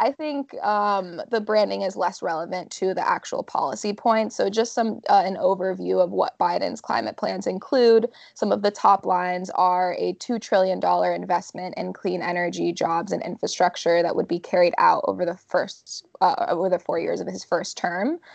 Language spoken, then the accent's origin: English; Florida, United States; moved away; I actually vote in my home state of Florida